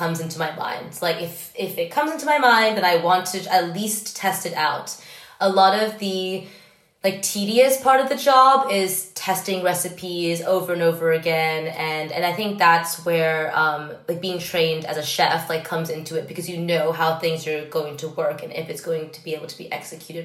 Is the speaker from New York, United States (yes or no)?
yes; New York, United States; growing up in New York